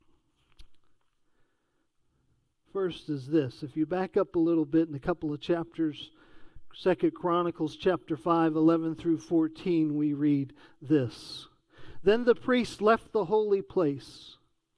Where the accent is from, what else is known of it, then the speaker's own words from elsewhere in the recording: Lincoln County, North Carolina, United States; Growing up in Lincoln County with mom and dad moving there from Charlotte back in the early 80s